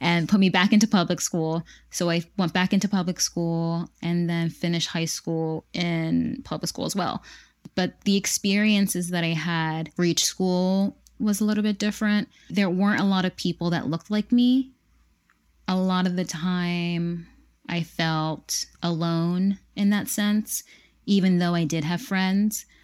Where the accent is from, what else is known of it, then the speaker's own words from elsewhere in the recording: Pennsylvania, United States; I would tell them where I was from, Pennsylvania, um, America